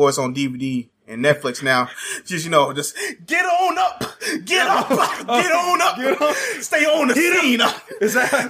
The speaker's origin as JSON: {"language": "English", "area": "San Francisco Bay Area", "region": "California", "country": "United States", "said": "I'm from the Bay Area."}